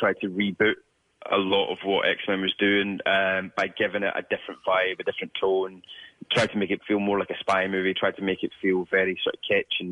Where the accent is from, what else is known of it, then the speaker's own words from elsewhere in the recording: Scotland, United Kingdom; as a young Scottish person